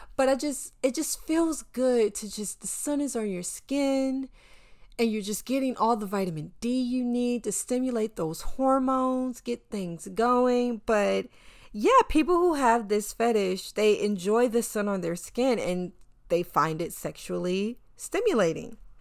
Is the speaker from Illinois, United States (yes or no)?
no; North Carolina, United States; now in New York City, United States; I am a Southerner. I grew up in North Carolina